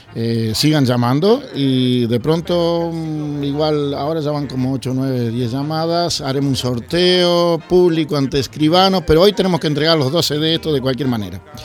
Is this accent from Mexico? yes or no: no; Uruguay; now in Barcelona, Spain; yo soy uruguayo